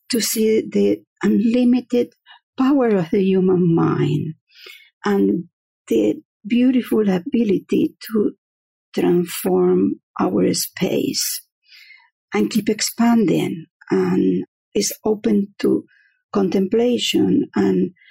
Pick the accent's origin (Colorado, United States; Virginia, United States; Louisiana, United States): Virginia, United States; Fredericksburg; I am from uh, Fredericksburg, Virginia.